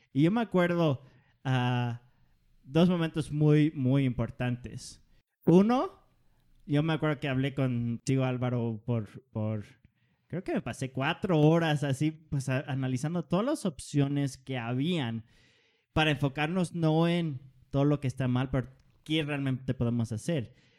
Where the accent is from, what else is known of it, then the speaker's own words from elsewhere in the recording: Denmark; yo soy danés